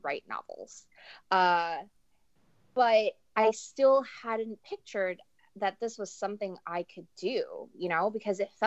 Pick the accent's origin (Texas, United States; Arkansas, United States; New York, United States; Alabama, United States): New York, United States; New York City